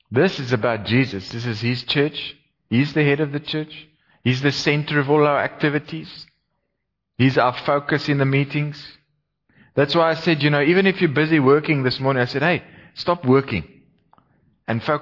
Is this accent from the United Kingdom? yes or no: no; Gauteng, South Africa; now in Cape Town, South Africa; I did my best to make them feel welcome in Cape Town. Because I was also from Gauteng. They used to call me a Vaalie. Took a few years for that to wear off.